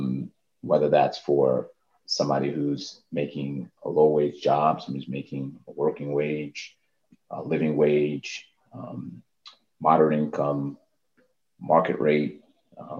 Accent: New York City, New York, United States; I grew up in the Harlem and the Bronx

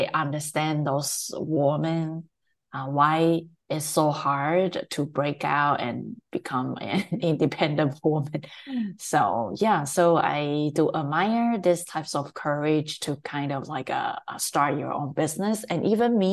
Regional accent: Taiwan; moved away; I grew up and raised in Taiwan

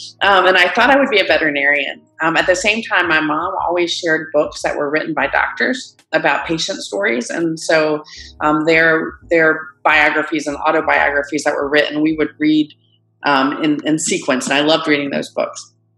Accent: Greensboro, North Carolina, United States; I am a North Carolina native. I grew up in Greensboro, and sort of embarrassingly, I've spent my whole life in different parts of North Carolina

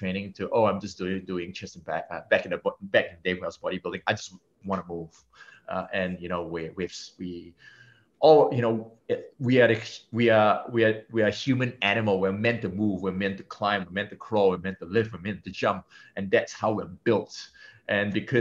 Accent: Singapore; being Singaporean and being Asian

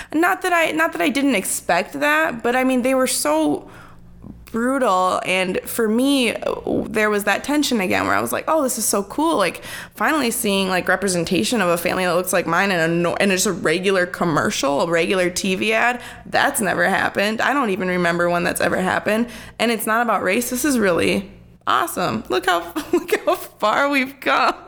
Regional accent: Minneapolis, Minnesota, United States; also born or lived in Wisconsin; I grew up in South Minneapolis

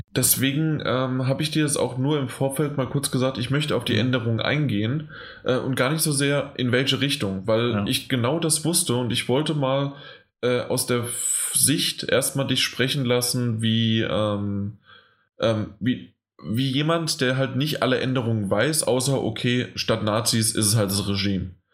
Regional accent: Germany; als Deutscher

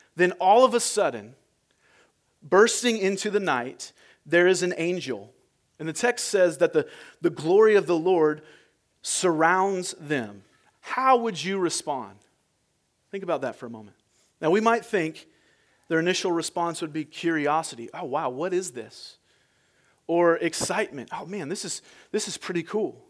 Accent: United States; I'm American

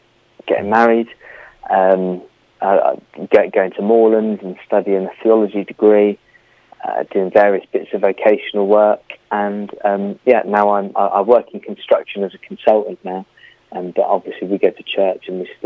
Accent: near Bristol, South West England, United Kingdom; moved away; also born or lived in Bournemouth; So I grew up near Bristol, quite a nice upbringing, good family

